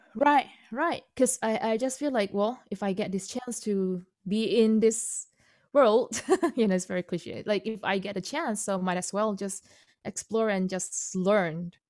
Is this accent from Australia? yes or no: no; Indonesia; first language Indonesian; English is a second language; moved away; Chinese-born Indonesian, second generation